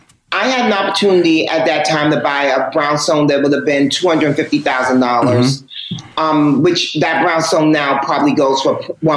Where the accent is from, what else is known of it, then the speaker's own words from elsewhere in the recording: New York, United States; I'm born and raised in New York. So hip hop is my thing.